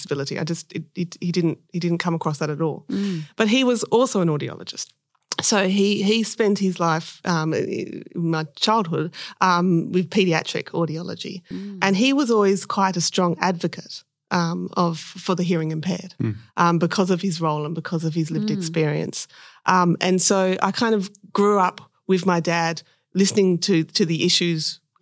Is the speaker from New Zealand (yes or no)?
no; Perth, Western Australia, Australia; I was born in WA, born in Subi. Grew up here in Perth